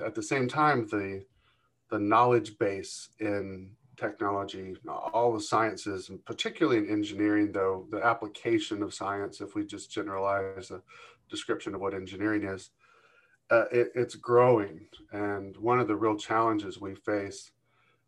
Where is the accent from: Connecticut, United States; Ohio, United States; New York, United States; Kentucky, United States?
Kentucky, United States; moved away as an adult; also born or lived in California / Atlanta, Georgia; now in Michigan, United States; I was born in California and raised in Kentucky, my formative years